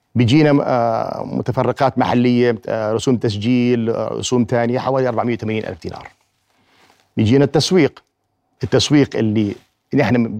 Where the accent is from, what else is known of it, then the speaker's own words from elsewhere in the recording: Jordan; عندنا في الأردن